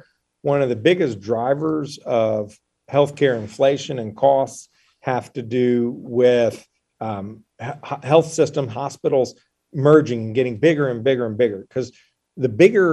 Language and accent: English; North Carolina, United States; also born or lived in Charlotte; I grew up here in North Carolina